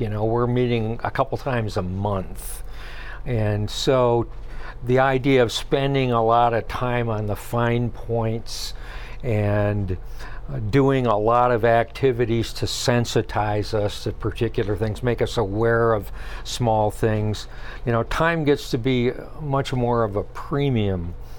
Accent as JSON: {"language": "English", "town": "Jackson", "region": "Michigan", "country": "United States", "tie": "born or raised there", "moved": "as an adult", "lives_now": "Traverse City area, United States", "said": "I grew up in the Jackson area"}